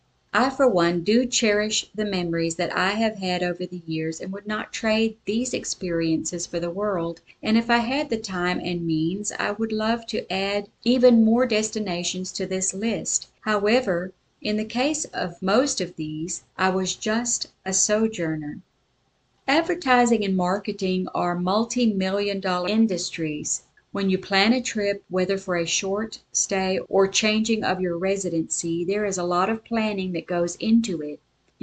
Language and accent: English; South Africa; also born or lived in Sioux Falls, United States; I was born in Sioux Falls, South Dakota in the United States and raised in South Africa.